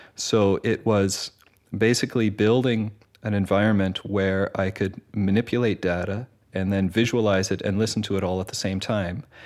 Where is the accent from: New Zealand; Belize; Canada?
Canada; moved away as an adult; also born or lived in Winnipeg / Montreal; now in Netherlands; I come from Canada originally, studied music in uh, Winnipeg and in Montreal uh, before moving to Holland.